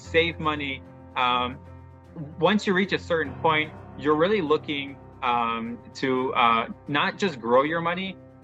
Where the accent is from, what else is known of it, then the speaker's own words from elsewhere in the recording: Chicago, Illinois, United States; now in Haifa, Israel; Originally, you can probably tell from my accent, I'm from Chicago. Now I live in Israel, specifically located in Haifa